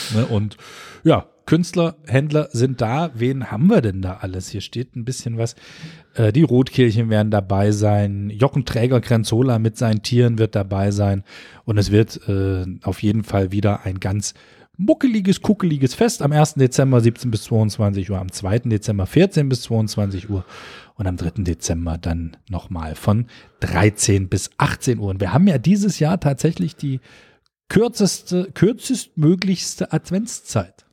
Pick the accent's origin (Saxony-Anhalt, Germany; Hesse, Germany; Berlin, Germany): Saxony-Anhalt, Germany; Köthen; wir kommen ja aus Köthen